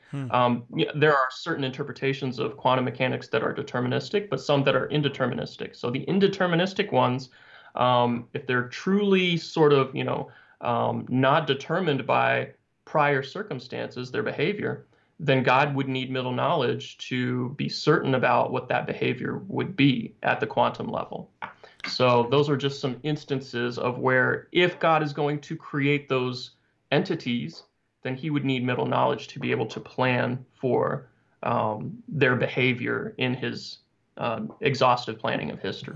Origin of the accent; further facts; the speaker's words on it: Arkansas, United States; I grew up in Arkansas, so that's like a whole different dialect right there.